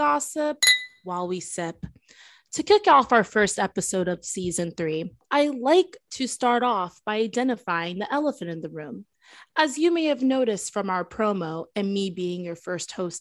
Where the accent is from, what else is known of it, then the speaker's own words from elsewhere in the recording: Florida, United States; also born or lived in Milwaukee, Wisconsin; I was born there. I would still say I'm from Florida.